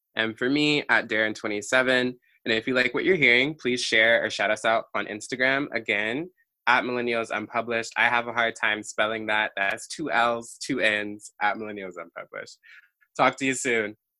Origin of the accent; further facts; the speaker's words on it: Maryland, United States; moved away as an adult; also born or lived in New York; now in Philadelphia, United States; I was born in New York. I grew up there a little bit, and then my family moved to Maryland